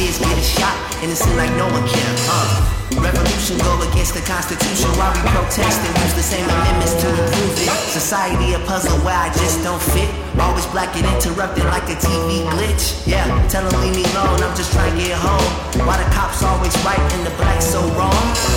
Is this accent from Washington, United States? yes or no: no; Chicago, Illinois, United States; now in Bay Area, United States; my hometown Chicago Bulls